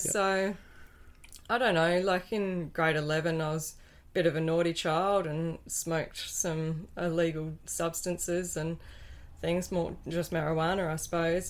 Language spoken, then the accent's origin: English; Wynyard, Tasmania, Australia; I was born over in Wynyard, and with loving parents on a dairy farm, yep. just ten minutes out of town